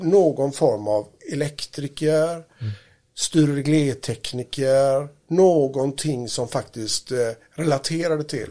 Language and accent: Swedish; Gothenburg, Västra Götaland, Sweden; Uppväxten i Göteborg. Och för att vara mer exakt så är jag uppvuxen då i Kortedala som är då en förort i den nordöstra delen av Göteborg